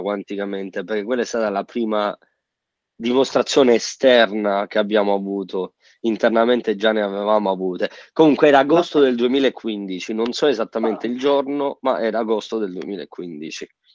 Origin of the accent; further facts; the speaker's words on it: Sicily, Italy; moved away; sono siciliano e ogni volta che torno in Sicilia